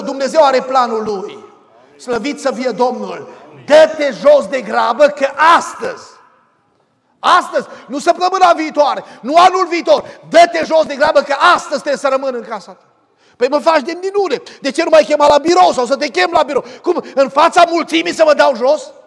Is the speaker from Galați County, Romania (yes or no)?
no; Arcalia, Bistrița-Năsăud, Romania; Eram la noi în sat, în satul Arcalia, de lângă Bistrița